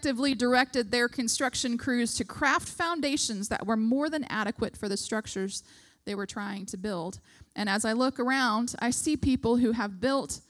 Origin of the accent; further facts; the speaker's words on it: United States; as an American